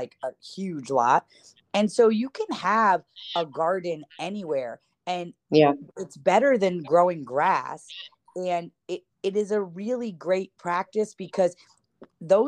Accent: Ithaca, New York, United States; now in California, United States; I grew up in Ithaca, New York

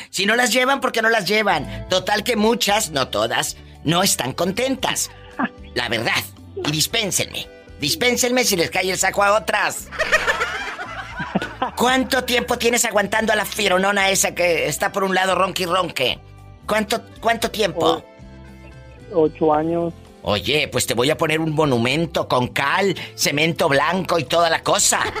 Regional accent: Guanajuato, Mexico; De Guanajuato.

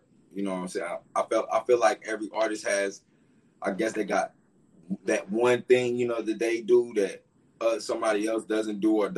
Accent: Durham, North Carolina, United States; I'm from Durham, North Carolina

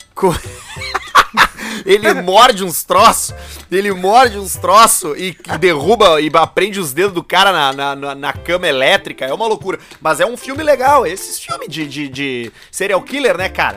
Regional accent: Porto Alegre, Rio Grande do Sul, Brazil; also born or lived in Passo Fundo; sou criado, nasci, fui criado em Porto Alegre, morei durante dois anos em Passo Fundo

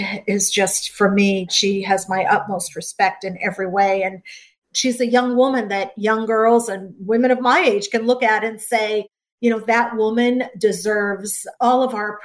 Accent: Gloucester, Massachusetts, United States; I grew up in Gloucester, Massachusetts, a little fishing town

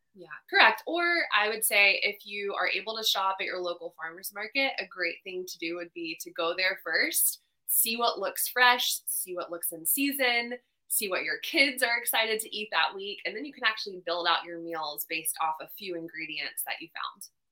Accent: Charlotte, North Carolina, United States; also born or lived in Los Angeles, California; I'm from Charlotte, North Carolina

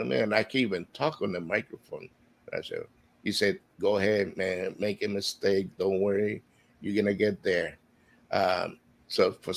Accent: Honduras; now in Florida, United States; I am from Honduras, and I've been living here in Florida for 38 years.

